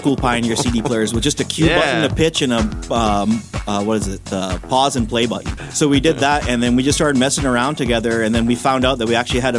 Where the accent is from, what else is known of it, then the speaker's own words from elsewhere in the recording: Canada; Coming from Canada, it ain't easy